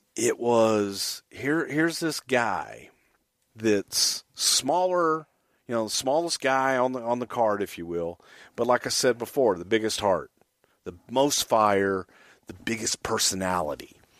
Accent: Houston, Texas, United States; also born or lived in El Paso, Texas; I was born in El Paso, grew up in Houston

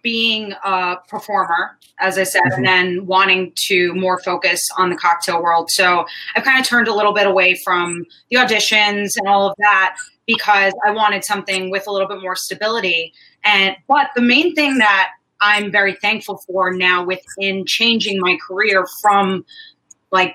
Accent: New York City, New York, United States; also born or lived in Manhattan; in Queens, my favorite, my hometown, Howard Beach, far out there in Queens

